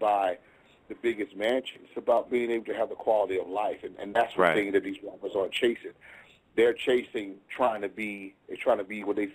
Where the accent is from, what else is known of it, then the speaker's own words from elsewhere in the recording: Atlanta, Georgia, United States; I'm from Atlanta